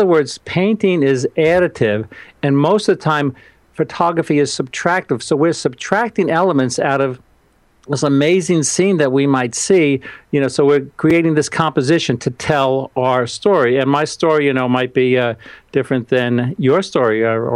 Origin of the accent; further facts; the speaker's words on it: New York, United States; I'm from New York